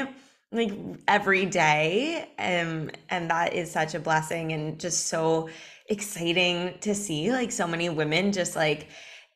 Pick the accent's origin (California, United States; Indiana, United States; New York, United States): California, United States; Los Angeles; I grew up in Los Angeles